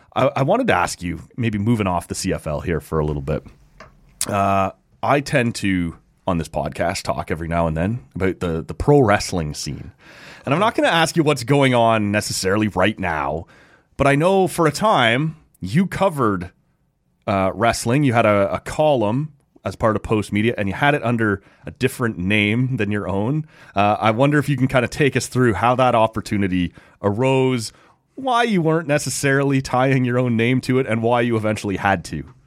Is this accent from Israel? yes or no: no; Oshawa, Ontario, Canada; also born or lived in Bobcaygeon; I grew up in Oshawa and we moved up, like I said, to, to Bob Cage and area